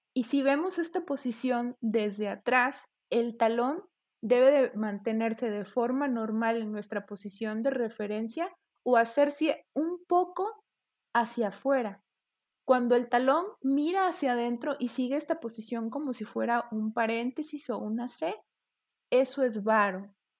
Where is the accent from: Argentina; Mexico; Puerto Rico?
Mexico; un legado precolonial que tenemos nosotros como, mexicanos